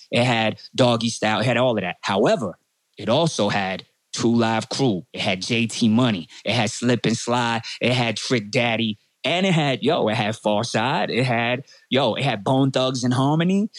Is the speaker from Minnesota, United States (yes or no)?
no; North Miami Beach, Florida, United States; born and raised in North Miami Beach, Florida, uh, 82